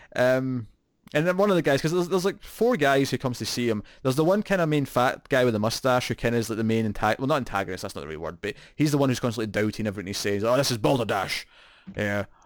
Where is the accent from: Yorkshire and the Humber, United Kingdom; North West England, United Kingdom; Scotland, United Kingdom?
Scotland, United Kingdom; accent: Scottish